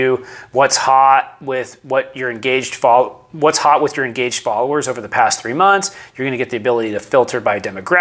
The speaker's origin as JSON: {"language": "English", "town": "San Diego", "region": "California", "country": "United States", "tie": "born or raised there", "said": "I am a San Diego native, born and raised. Didn't move to San Diego. I'm from San Diego"}